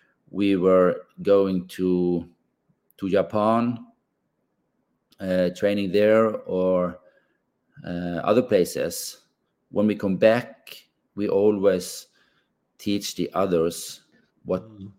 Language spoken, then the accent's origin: English; Bergen, Vestland, Norway; We grew up in the West Coast here, West Coast of Bergen